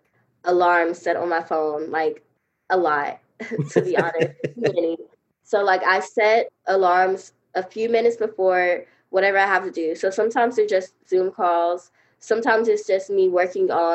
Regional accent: Montgomery, Alabama, United States; my hometown Montgomery

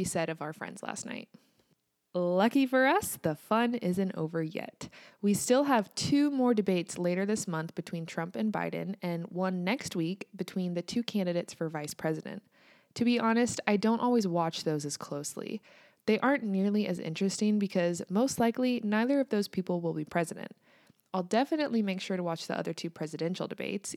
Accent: United States; also born or lived in Kansas

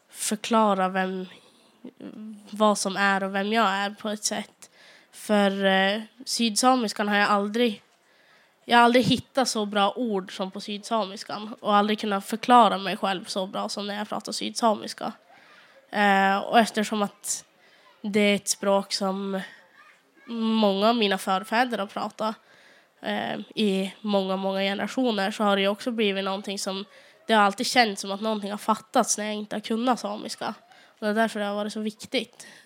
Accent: Sweden; accent: South Sami; som har gjort att jag har fått tillbaka den här eh, sydsamiska dialekten då jag kommer från Dikarna så det blir ganska mycket nordligare än den här i Östersund

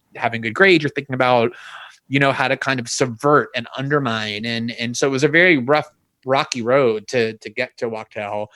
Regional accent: South Florida, United States; also born or lived in New York; it was South Florida. It was South Florida huh. actually where I grew up. I was born in New York and, and moved okay. as an infant to like a South Florida suburb

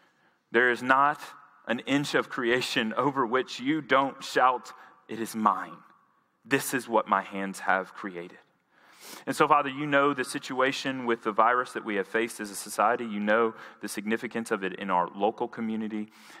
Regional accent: Jackson, Tennessee, United States; moved away; I'm from Jackson, Tennessee. I spent 18 years of my life there.

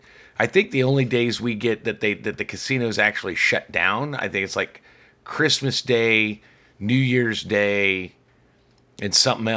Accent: United States

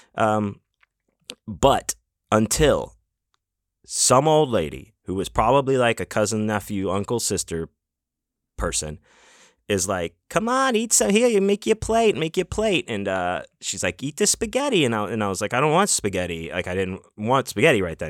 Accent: Houston, Texas, United States; also born or lived in Pittsburgh, Pennsylvania; now in Las Vegas, United States; I grew up in Houston, uh, but I was born in Pittsburgh, Pennsylvania

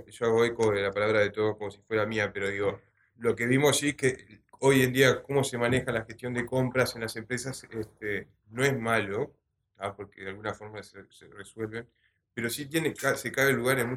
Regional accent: Montevideo, Uruguay; Bueno, también vengo de Montevideo.

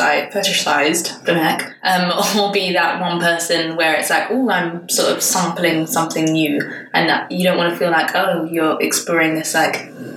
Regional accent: London, United Kingdom; moved away as an adult; now in Copenhagen, Denmark; So I am 26. I am as single as you can possibly get. And I currently live in Copenhagen, but as you can probably tell from my accent, I'm from London.

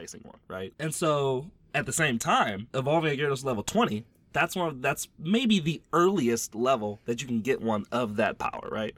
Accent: Louisiana, United States; I'm from Louisiana

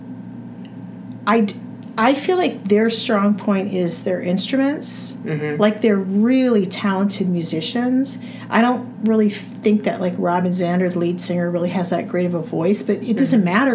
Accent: near Sacramento, Central California, United States; I was born and raised in Central California.

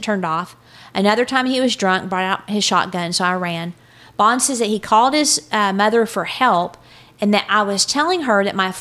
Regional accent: Texas, United States

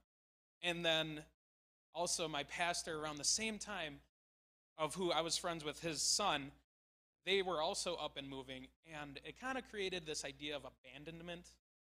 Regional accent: La Crosse, Wisconsin, United States; moved away; I grew up in La Crosse

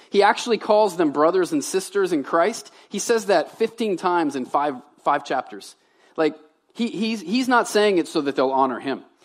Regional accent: Baton Rouge, Louisiana, United States; moved away as an adult; also born or lived in Tennessee / Medway, Maine; now in Maine, United States; I'm a Southern boy. I was raised in Baton Rouge

